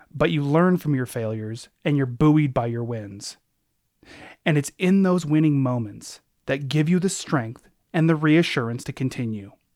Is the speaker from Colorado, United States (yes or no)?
no; Anchorage, Alaska, United States; growing up in Anchorage, where I'm from